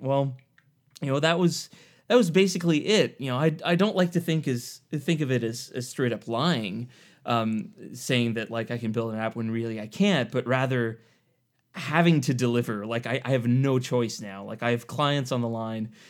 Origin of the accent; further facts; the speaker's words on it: Eastern Ontario, Canada; I grew up in Eastern Ontario in Canada. So, um, just basically right between the capital, Ottawa, and Montreal